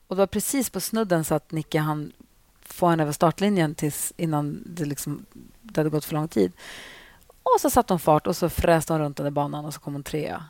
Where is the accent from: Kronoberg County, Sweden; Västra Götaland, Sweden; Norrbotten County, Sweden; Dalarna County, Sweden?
Norrbotten County, Sweden; Luleå; i Luleå som där jag växte upp